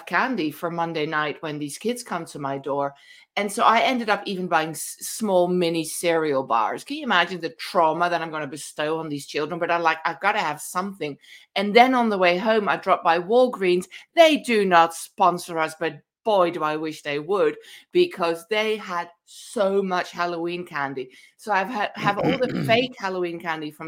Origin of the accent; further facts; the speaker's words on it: Amsterdam, North Holland, Netherlands; moved away; I somehow managed to grow up in Amsterdam in the 1970s